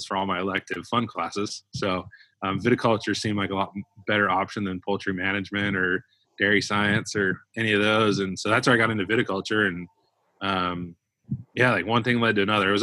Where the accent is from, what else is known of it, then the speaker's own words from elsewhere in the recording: Ventura County, California, United States; moved away as an adult; also born or lived in San Luis Obispo, California; I grew up in Ventura County, California, down Southern California